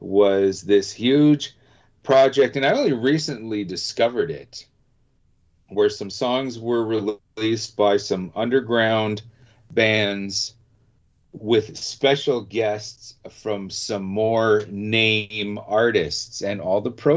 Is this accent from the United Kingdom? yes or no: no; Canada; being Canadian